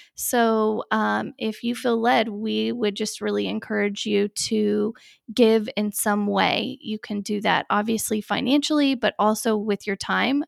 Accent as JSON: {"language": "English", "region": "Texas", "country": "United States", "moved": "yes", "lives_now": "Miami, United States", "said": "we're from Texas too"}